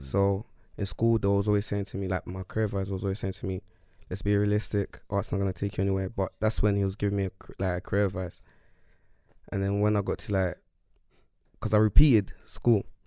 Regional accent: London, United Kingdom; I'm from East London

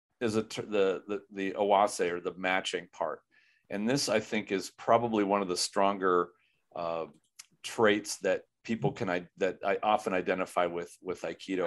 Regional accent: Minnesota, United States; I'm from Minnesota

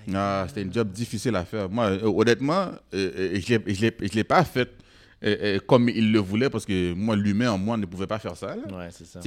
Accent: Quebec, Canada; je suis né ici. Moi, moi je, suis comme toi. Là. Je ne suis, pas, je suis pas moins québécois que toi

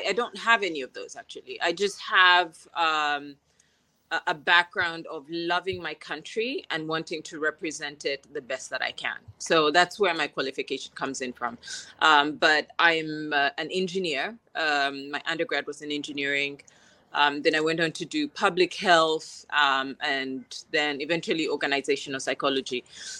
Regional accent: Kampala, Central Region, Uganda; moved away as an adult; also born or lived in Kabale, Uganda / Namagunga, Uganda / Kisoro, Uganda / United States; now in Guangzhou, China; I was born in Kampala, and to an engineer father and a police officer mother. I went to school in Kabale, a small school called Kabale Preparatory School. And from there, I went to Namagunga.

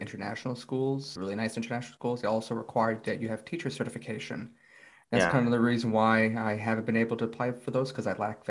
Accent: United States; moved away as an adult; now in Korea; I'm American.

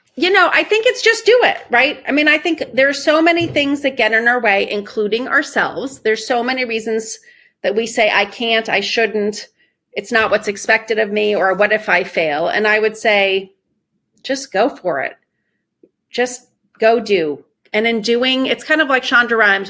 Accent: Iran; moved away; I grew up in Iran. We left in the middle of a revolution

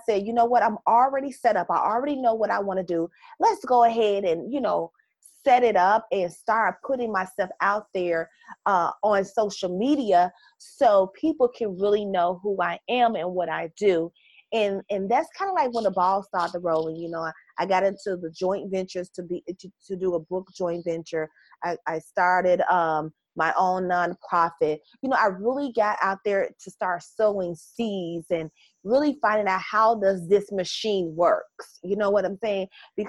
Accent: Chicago, Illinois, United States; accent: Southern; also born or lived in Mississippi / Houston, Texas; I am from Chicago, and my family is from Mississippi. So they call me Southern

